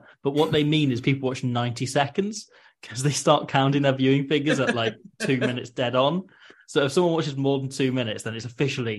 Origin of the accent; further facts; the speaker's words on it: Nottingham, East Midlands, United Kingdom; they asked me whereabouts I was from in the UK. And when I said Nottingham